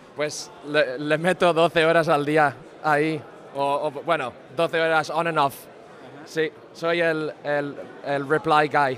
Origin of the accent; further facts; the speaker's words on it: Spain; soy español